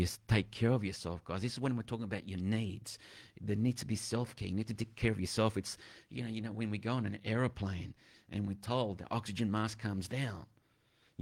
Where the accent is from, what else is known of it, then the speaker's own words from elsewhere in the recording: Delhi, India; I was younger. I'm growing up in Delhi